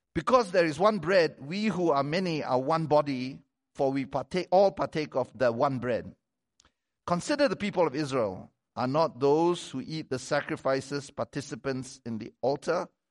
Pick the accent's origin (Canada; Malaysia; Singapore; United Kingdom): Malaysia; moved away as an adult; I come from Malaysia